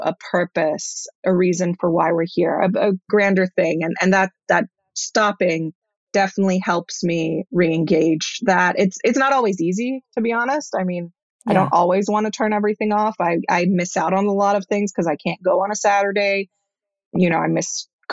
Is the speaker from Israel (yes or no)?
yes; Israel; I was born in Israel, but my parents were traditional Israelis